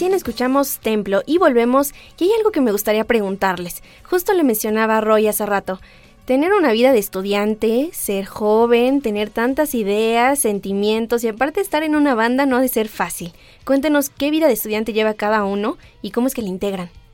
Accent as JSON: {"language": "Spanish", "country": "Mexico", "said": "somos mexicanos"}